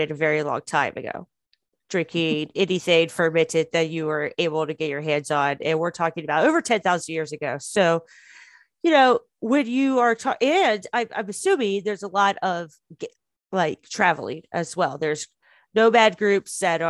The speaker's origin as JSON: {"language": "English", "country": "United States", "said": "I'm American"}